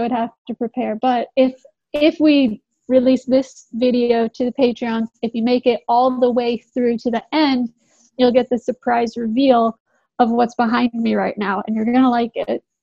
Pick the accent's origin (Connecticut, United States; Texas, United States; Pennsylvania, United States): Texas, United States; I'm from Texas.